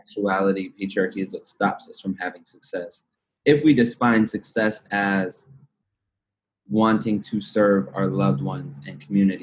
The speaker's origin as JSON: {"language": "English", "town": "Los Angeles", "region": "California", "country": "United States", "said": "I'm from the Valley"}